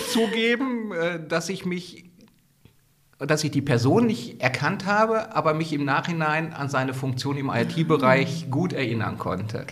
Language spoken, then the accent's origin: German; Gelsenkirchen, North Rhine-Westphalia, Germany; meine Heimatstadt Gelsenkirchen